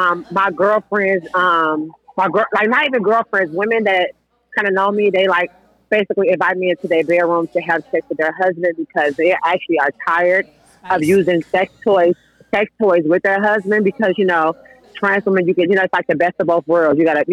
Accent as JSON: {"language": "English", "town": "Chicago", "region": "Illinois", "country": "United States", "said": "I'm a trans woman from Chicago."}